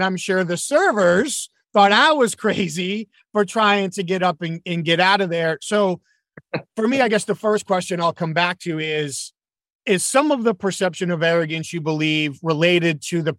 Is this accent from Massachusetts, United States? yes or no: yes; Boston, Massachusetts, United States; also born or lived in North Jersey / New York City; now in Southeast, United States; I grew up basically in the Boston area.